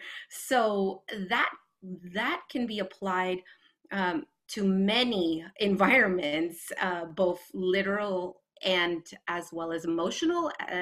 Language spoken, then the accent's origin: English; West Coast, United States; in full transparency, I grew up on the West Coast.